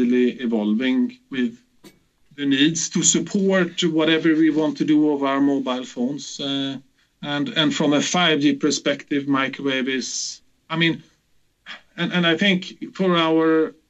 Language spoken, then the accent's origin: English; Gothenburg, Västra Götaland, Sweden; my hometown Gothenburg